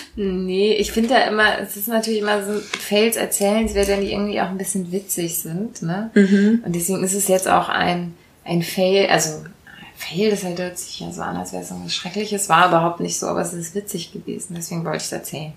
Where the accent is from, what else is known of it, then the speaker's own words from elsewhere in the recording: Rhineland, Germany; accent: Rhineland sch/ch feature; habe ich diesen ähm, schch fehler manchmal, den man hier so im Rheinland hat